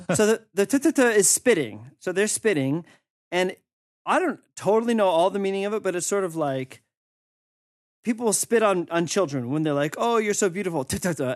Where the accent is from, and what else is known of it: United States; moved away as an adult